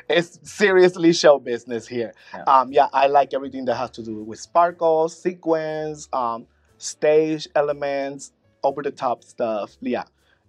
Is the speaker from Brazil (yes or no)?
no; Puerto Rico; moved away as an adult; now in Orlando, United States; As soon as I moved to Orlando from Puerto Rico in 2000, I started doing talent shows.